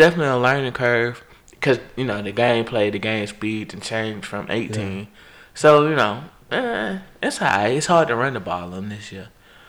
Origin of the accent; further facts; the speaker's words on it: Birmingham, Alabama, United States; You know, I'm from Jonesboro.